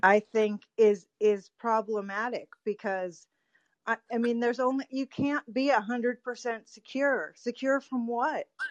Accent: United States; I'm an American

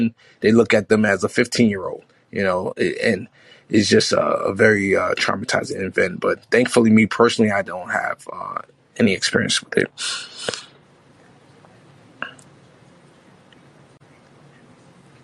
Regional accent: New York, United States; now in New Jersey, United States; I'm in New Jersey, even though I'm born and raised in New York

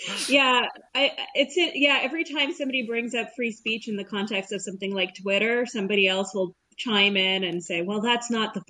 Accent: Canada; that I was like not disclosing that I'm Canadian.

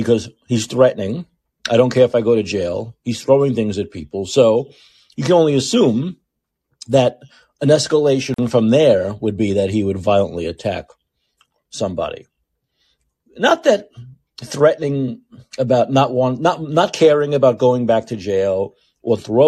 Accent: New York City, New York, United States; now in San Francisco, United States; I lived in New York City. I'm from New York City

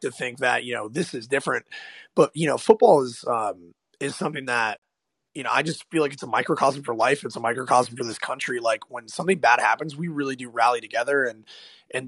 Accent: South Florida, United States; I'm from South Florida

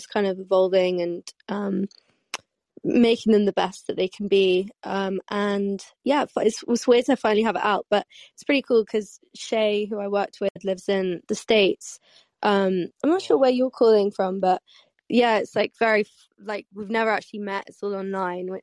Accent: London, United Kingdom; I'm from London

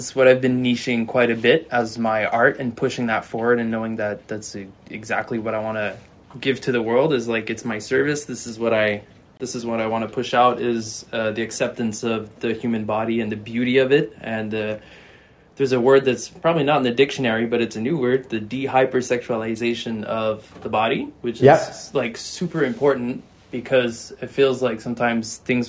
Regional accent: Chicoutimi, Quebec, Canada; also born or lived in Nova Scotia; I was born and raised in the Saguenay Fjord area in Chicoutimi, in Quebec. So it's like not northern Quebec, but mid Quebec, let's say.

